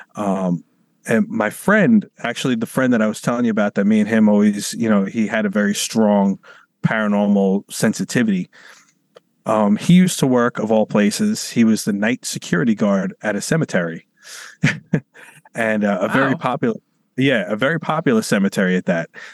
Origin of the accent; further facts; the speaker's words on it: New York City, New York, United States; I'm from New York City